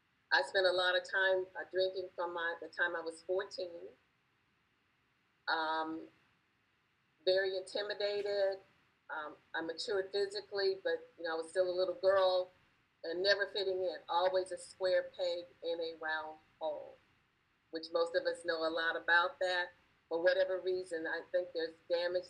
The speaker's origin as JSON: {"language": "English", "town": "Los Angeles", "region": "California", "country": "United States", "tie": "born or raised there", "also_born_or_lived": "Gulf Coast / East Coast", "moved": "yes", "said": "Growing up in Los Angeles, in the time of Sunset Strip and Hollywood and Vine"}